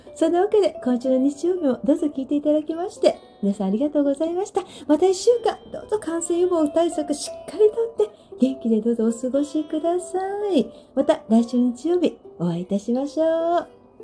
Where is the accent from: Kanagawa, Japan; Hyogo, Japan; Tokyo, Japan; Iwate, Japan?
Kanagawa, Japan; Sagamihara; 地元の相模原